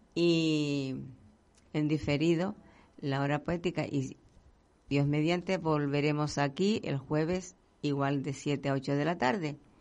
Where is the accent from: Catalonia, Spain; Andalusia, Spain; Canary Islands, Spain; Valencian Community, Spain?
Canary Islands, Spain; dedicados a nuestra tierra por lo que estamos pasando, no solo La Palma, sino todos unidos